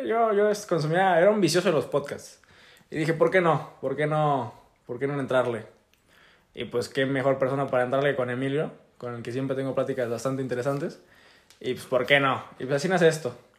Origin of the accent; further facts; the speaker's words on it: Tamaulipas, Mexico; yo soy de Tamaulipas, tengo 18 años